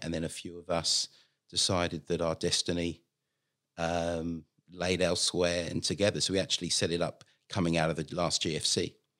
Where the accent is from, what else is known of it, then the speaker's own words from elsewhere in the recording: London, United Kingdom; moved away as an adult; now in Australia; originally, as you may tell from the accent, I come from London